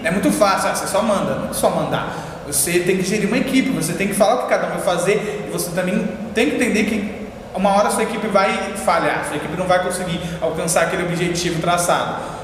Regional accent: São Paulo, Brazil; Eu sou ali da Patriarca, Zona Leste

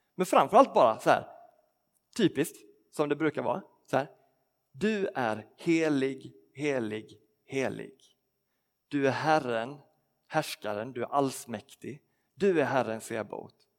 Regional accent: Skåne, Sweden; moved away; för mig som är uppvuxen i Skåne

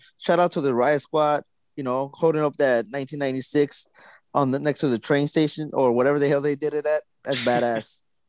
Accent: Los Angeles, California, United States; I'm originally South Central, but now staying in East Los.

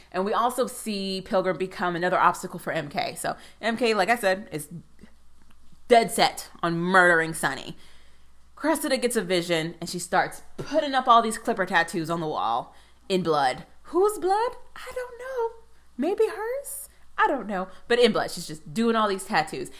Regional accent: United States; being an American

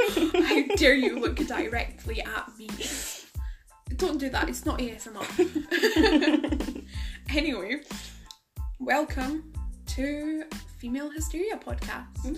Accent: Scotland, United Kingdom; As someone who's Scottish.

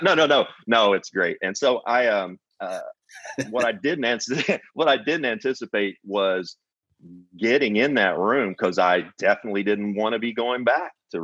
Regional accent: Kentucky, United States; growing up in Kentucky I knew one Jewish person

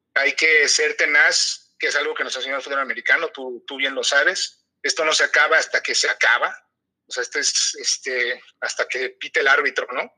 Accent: Mexico; tú como mexicano

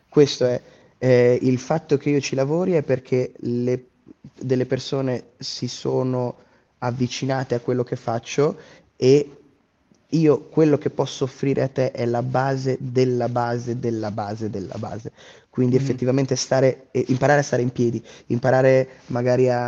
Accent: Trento, Trentino-Alto Adige, Italy; essendo trentino di Trento

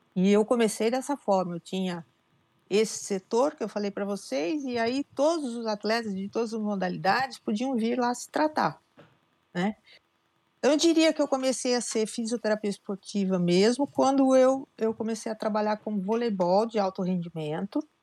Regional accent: Piracicaba, São Paulo, Brazil; moved away as an adult; eu sou nascida em Piracicaba

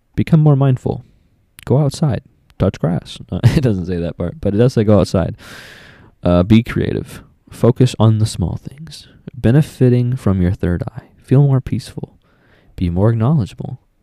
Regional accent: Texas, United States; I'm a native Texan

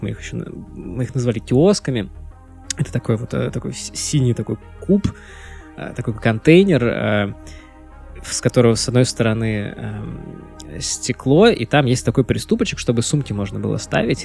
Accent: Pskov, Pskov Oblast, Russia; also born or lived in Vilnius; я вырос в Пскове, то есть это с 96 по 2003 год я прожил в Пскове

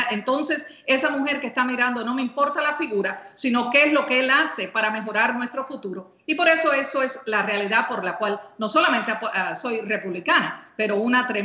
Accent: California, United States; now in Florida, United States; yo he trabajado desde que tengo 18 años, californiana y ahora eh, eh, floridiana, los últimos 25 años

